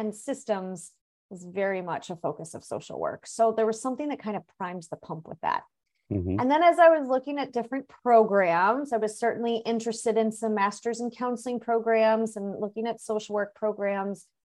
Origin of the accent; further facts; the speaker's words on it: Missouri, United States; I mean, I grew up in Missouri. So I had lived in, you know, Missouri for 23, 24 years at that point.